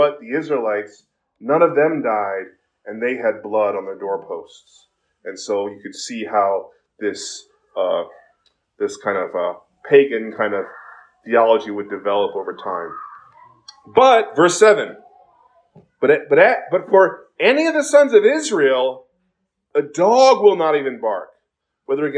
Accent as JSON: {"language": "English", "country": "South Korea", "tie": "born or raised there", "moved": "yes", "lives_now": "United States", "said": "when I was growing up in Korea"}